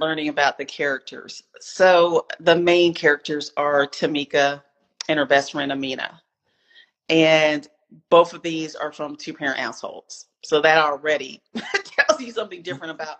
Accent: Spartanburg, South Carolina, United States; also born or lived in Seattle, Washington; now in Atlanta, United States; I am a southerner. I am from Spartanburg, South Carolina. I live in Atlanta right now.

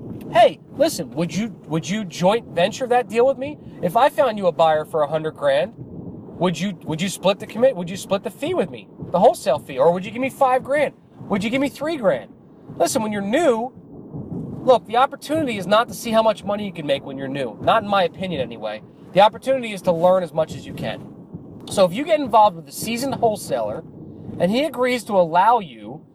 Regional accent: New Jersey, United States; I'm from New Jersey

